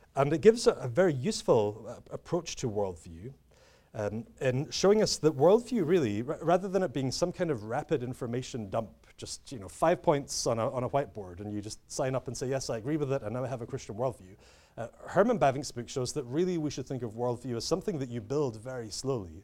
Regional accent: United Kingdom; I'm British, uh, as you can tell

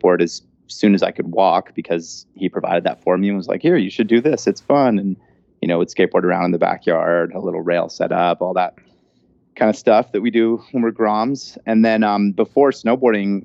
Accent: Vancouver, British Columbia, Canada; now in Whistler, Canada; So I grew up in Vancouver, British Columbia, and now I live in Whistler, British Columbia

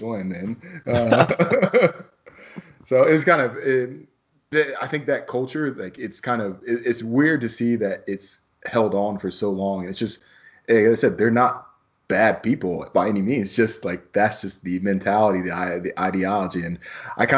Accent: Indianapolis, Indiana, United States; moved away as an adult; also born or lived in Worcester, Massachusetts / Chicago; I was from I'm from Indy

